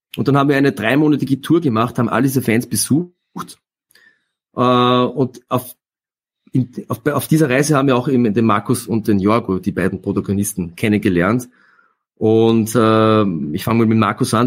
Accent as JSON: {"language": "German", "country": "Austria", "said": "Bei uns in Österreich"}